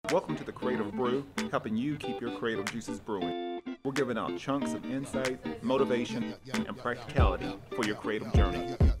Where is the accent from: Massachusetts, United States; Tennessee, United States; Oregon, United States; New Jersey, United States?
Tennessee, United States; now in San Diego, United States; I'm actually from the East Coast. I'm from Tennessee